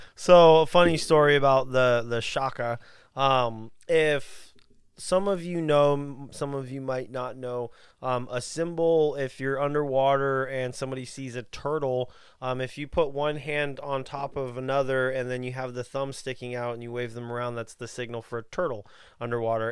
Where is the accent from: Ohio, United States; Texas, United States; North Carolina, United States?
Texas, United States; we're from Texas